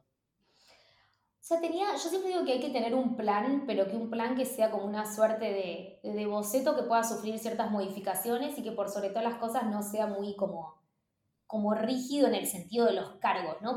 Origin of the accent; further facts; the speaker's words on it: Argentina; moved away as an adult; also born or lived in Mexico / New York, United States; lo que somos los argentinos y las argentinas